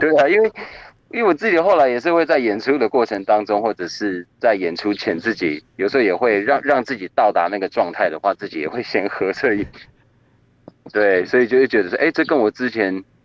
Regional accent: Taiwan; 像我自己是在，就是在跑文组的部落长大的嘛

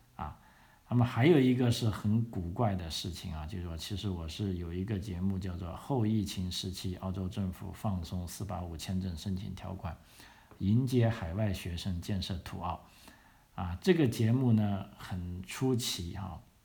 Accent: Guangzhou, Guangdong, China; moved away as an adult; also born or lived in Victoria, Australia; now in Australia; 我的 故乡啊，广东省这个广州市

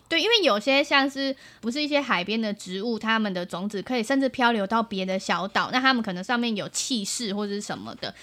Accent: Tainan, Taiwan; also born or lived in Taipei; 我们其实小时候是住在台北，然后搬到台南之后

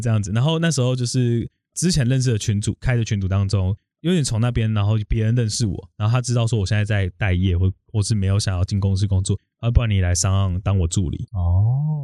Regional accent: Yongkang, Tainan, Taiwan; moved away as an adult; now in Taipei, Taiwan; 我其实是在台南永康长大

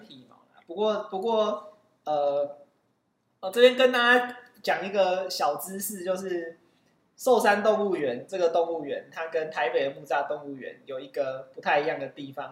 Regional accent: Kaohsiung, Taiwan; moved away as an adult; also born or lived in Taipei; 虽然我是高雄人，但是大学以后大部分时间都是在台北

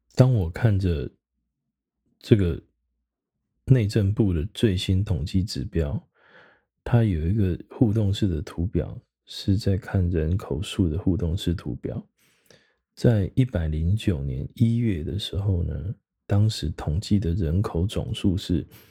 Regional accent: Taiwan; 我们台湾人平均在生命末期往前推七年

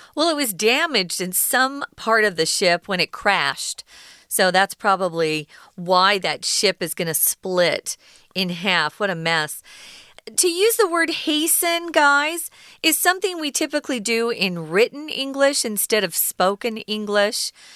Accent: Arizona, United States; where I'm from, I grew up in Arizona.

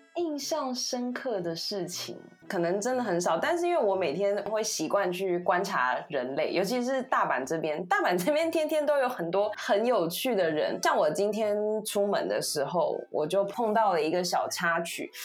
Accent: Taiwan; moved away as an adult; now in Japan; 身为一个台湾人

